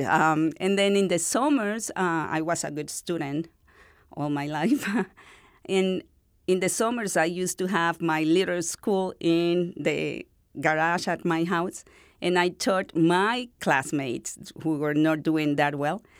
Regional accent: northern Venezuela, Venezuela; English is a second language; moved away as an adult; now in El Paso, United States; I am from North Venezuela

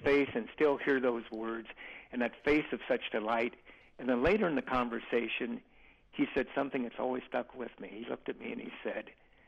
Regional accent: small Ohio town, United States; a dormitory that had more students than my hometown had people

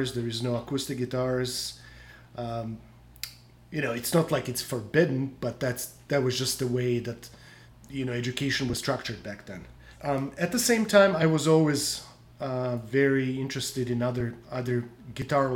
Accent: Croatia; I grew up in Croatia. So in Croatia, we had only one system of learning guitar

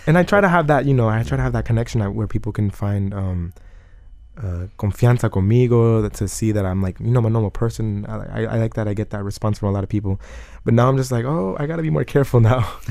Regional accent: Broward County, Florida, United States; also born or lived in Coconut Creek, Florida; I was born in Broward County. The same house I live in today, I lived in my whole life

